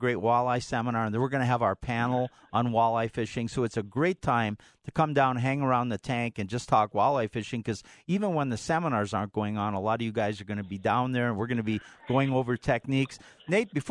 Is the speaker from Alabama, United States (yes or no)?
no; Minnesota, United States; when I was growing up in Minnesota